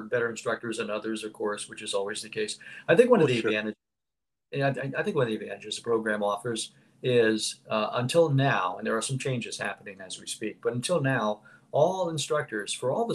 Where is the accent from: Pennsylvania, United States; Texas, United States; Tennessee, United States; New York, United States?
Pennsylvania, United States; Philadelphia; moved away as an adult; I'm originally from Philadelphia, the Philadelphia, Pennsylvania area.